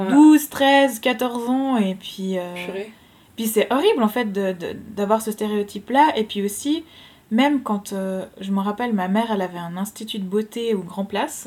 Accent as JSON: {"language": "French", "country": "Switzerland", "said": "je suis suisse. Mes deux parents sont suisses"}